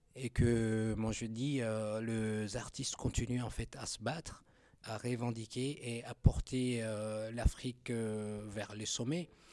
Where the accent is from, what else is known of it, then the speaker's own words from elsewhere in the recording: Chad; en tant que Tchadien originaire du Tchad